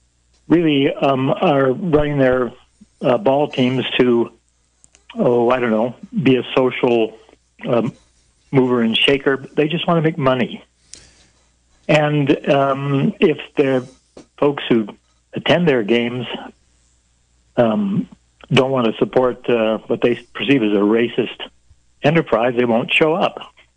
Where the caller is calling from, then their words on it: Moscow, Idaho, United States; from Moscow, Idaho.